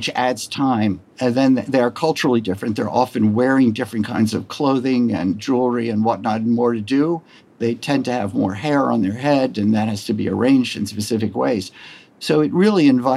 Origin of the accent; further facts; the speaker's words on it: Maryland, United States; I grew up in Maryland, which is a quasi-Southern space